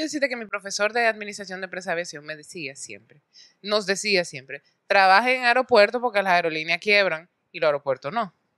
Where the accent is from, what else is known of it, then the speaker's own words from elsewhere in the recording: Santo Domingo, Distrito Nacional, Dominican Republic; nací en República Dominicana, en Santo Domingo, nací